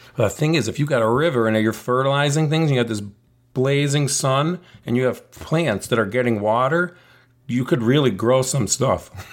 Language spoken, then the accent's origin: English; United States; I'm an American person living in the United States. I speak English, but my ancestry is Italian and Polish